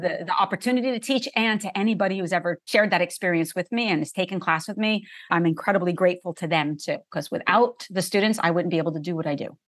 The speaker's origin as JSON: {"language": "English", "region": "New Jersey", "country": "United States", "tie": "born or raised there", "said": "I grew up in New Jersey in a family that was half Catholic, half Jewish"}